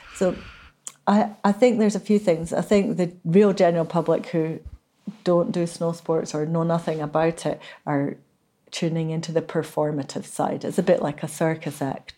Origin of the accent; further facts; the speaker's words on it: Inverness, Scotland, United Kingdom; I was born in Inverness, and I still feel like I'm not really a Highlander